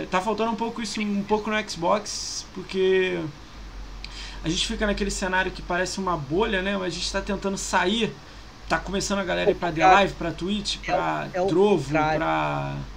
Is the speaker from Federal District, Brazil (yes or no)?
no; Rio de Janeiro, Brazil; Eu sou do Rio.